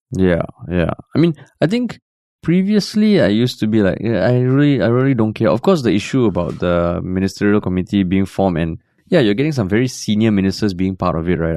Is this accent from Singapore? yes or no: yes; Singapore; moved away; I'm a Singaporean based abroad